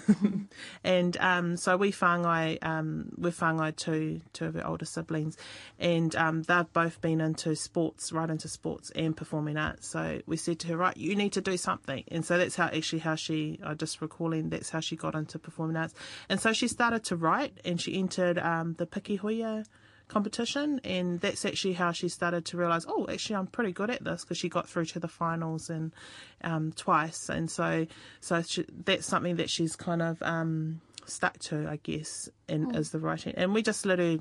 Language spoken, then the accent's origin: English; Napier, Hawke's Bay, New Zealand; I grew up in Marae Nui